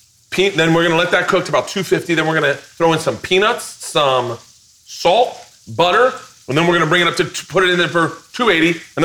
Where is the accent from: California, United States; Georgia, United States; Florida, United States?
Florida, United States; Tampa; Tampa. But I had butter.